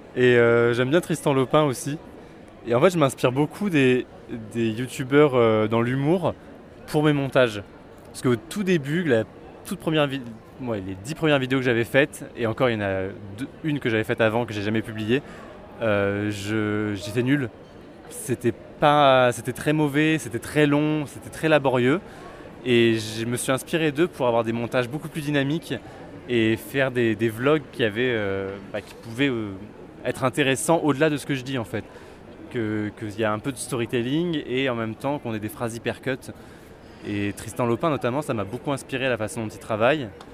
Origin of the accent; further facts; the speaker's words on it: Vichy, Auvergne-Rhône-Alpes, France; moved away as an adult; now in Paris, France; Alors moi je viens de Vichy en Auvergne. J'ai grandi là-bas jusqu'au jusqu'au bac